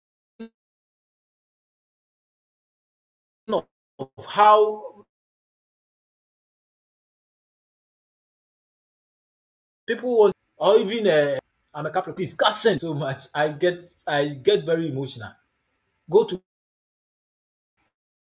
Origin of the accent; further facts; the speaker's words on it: Ghana; English is a second language; as a Ghanaian